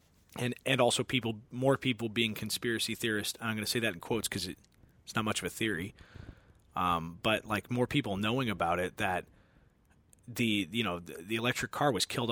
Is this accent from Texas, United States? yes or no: no; California, United States; growing up in California